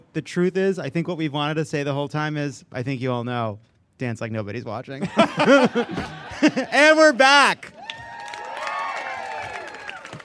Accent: Syosset, New York, United States; I'm Syosset

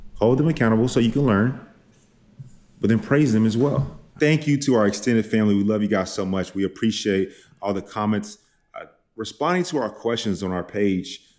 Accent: Dallas, Texas, United States; I am from Dallas, from the South.

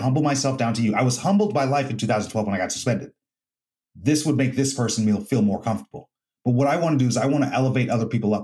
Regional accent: United States; He came to my home country to fight me on my turf

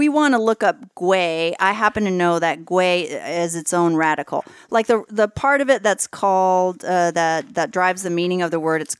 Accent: Texas, United States; moved away as an adult; also born or lived in Massachusetts / China; I grew up in Texas

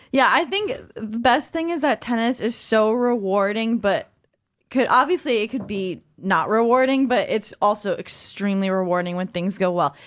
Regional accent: New York, United States; I'm a New Yorker

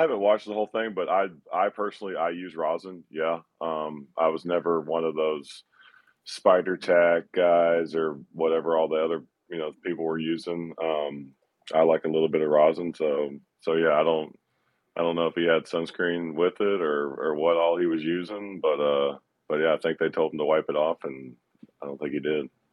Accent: Georgia, United States; being from Georgia in my hometown

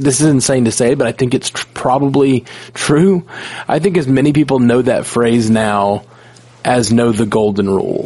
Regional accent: Alabama, United States; I grew up in Alabama

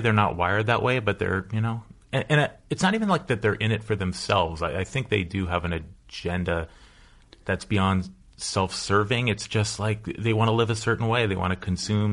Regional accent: Los Angeles, California, United States; I'm a lifer. I grew up in the Pacific Palisades

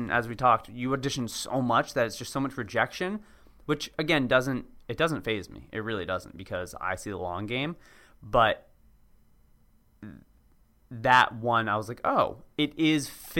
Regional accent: Cambridge, Massachusetts, United States; Yeah, hey, I grew up there. I grew up in Cambridge, or hey, I went to AU, or hey, this or this or that.

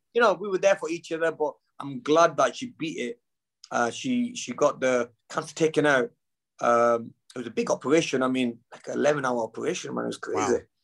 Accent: United Kingdom; we're both British

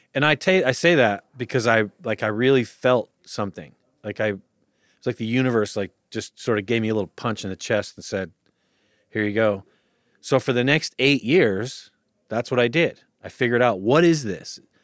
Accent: Utah, United States; also born or lived in Austin; now in Los Angeles, United States; I grew up in Utah, and I just bought a house in Austin

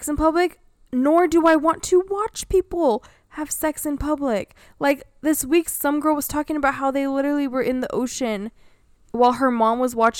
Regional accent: California, United States; And can you tell I was born and raised in California but didn't vibe with it?

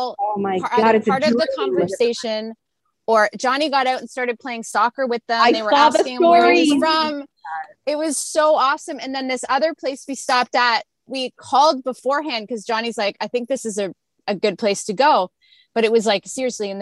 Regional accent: Canada; We're North Americans. We came from Canada where poutine is our signature dish.

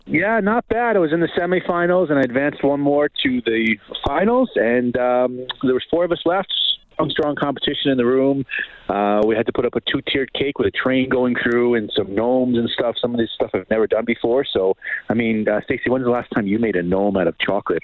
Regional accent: New York City, New York, United States; moved away as an adult; now in Calgary, Canada; I grew up in around New York City and uh, moved to Canada about 18, 19 years ago, and this is home for me in Canada.

